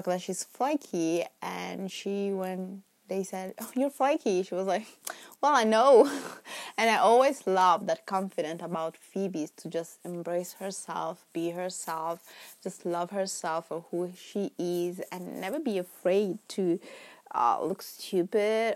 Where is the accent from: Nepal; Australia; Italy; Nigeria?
Italy; Milan, Lombardy; English is a second language; moved away as an adult; now in London, United Kingdom; English is not my first language. In fact, I am Italian. I was born and raised in Milan, Italy